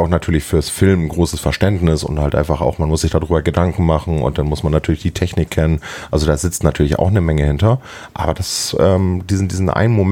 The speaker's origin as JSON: {"language": "German", "region": "Hamburg", "country": "Germany", "tie": "born or raised there", "said": "ich bin zwar gebürtiger Hamburger, ne, aber ich muss zu meiner Schande gestehen, dass ich tatsächlich ähm, doch mal einige Zeit auf dem Land gewohnt habe"}